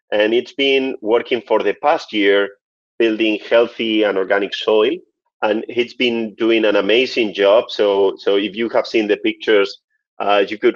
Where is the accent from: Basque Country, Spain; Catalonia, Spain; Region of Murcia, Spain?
Region of Murcia, Spain; Murcia; moved away as an adult; now in Dubai, United Arab Emirates; I am from Spain, from Murcia, which is in the southeast of Spain, a very Mediterranean and beautiful region. But I am based in Dubai for the past 12 years.